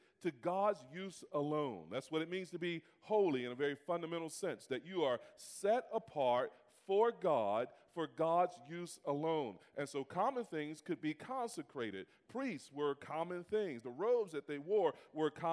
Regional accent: United States; I'm African American

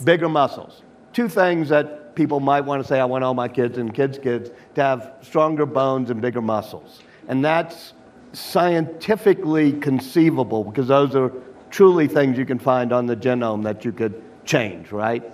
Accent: Louisiana, United States; my home state of Louisiana

